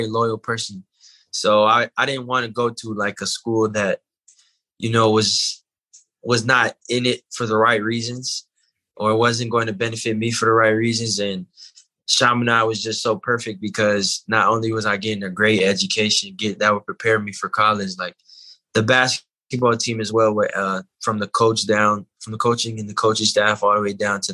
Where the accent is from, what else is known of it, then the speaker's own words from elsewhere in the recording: California, United States; I was born and raised in California. I live in Panorama City, so it's like 30 minutes from West Hills